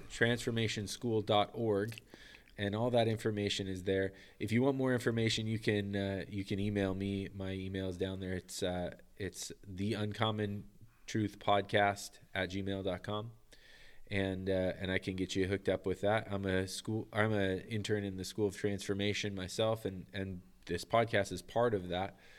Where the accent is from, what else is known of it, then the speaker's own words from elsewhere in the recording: United States; moved away as an adult; also born or lived in Manitoba, Canada; I'm American